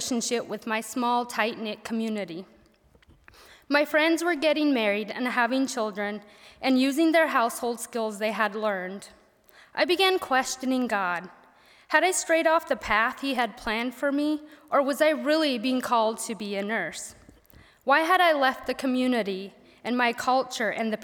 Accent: Missouri, United States; accent: southern; first language Pennsylvania Dutch; English is a second language; moved away as an adult; I attended a one-room schoolhouse in a small Amish community in Missouri

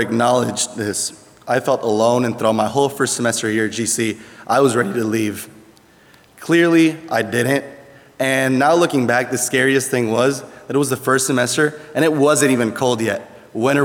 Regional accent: Puerto Rico; English is a second language; moved away as an adult; now in Goshen, United States; I'm from Puerto Rico. And coming not only to the US, but to Goshen College was a big culture shock.

